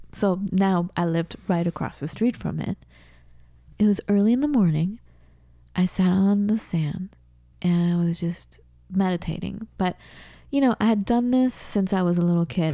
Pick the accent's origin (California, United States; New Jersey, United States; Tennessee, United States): California, United States; Southern; moved away as an adult; also born or lived in Seattle / Wisconsin; I'm from Southern California